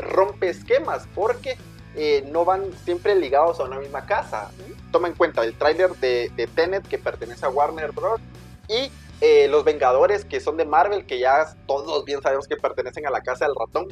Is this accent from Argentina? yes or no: no; Guatemala; somos de Guatemala, para las personas que nos escuchan lejos de o afuera de nuestras fronteras, somos de Guatemala